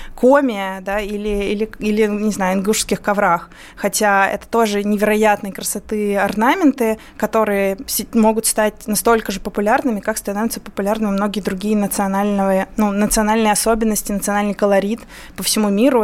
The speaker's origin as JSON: {"language": "Russian", "country": "Moldova", "tie": "born or raised there", "first_language": "Russian", "moved": "yes", "said": "я вот выросла в Молдавии, будучи при этом русскоязычным населением"}